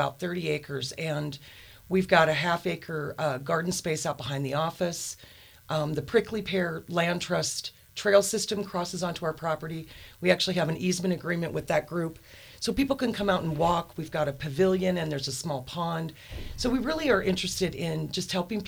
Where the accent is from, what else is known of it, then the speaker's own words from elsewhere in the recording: Helena, Montana, United States; I am from Montana. My parents were both born and raised Montanas. My father is from the Hamilton area, and my mom was raised in Anaconda. So I've been in Helena for most of my life